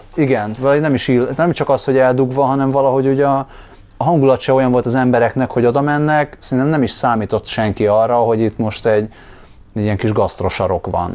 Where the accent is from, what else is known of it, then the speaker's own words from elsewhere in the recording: Budapest, Hungary; nem azt mondom, hogy itt nőttem fel, de mondjuk a felnövésem második része az nagyon erősen így Hidegkúthoz, meg völgyhöz kötődik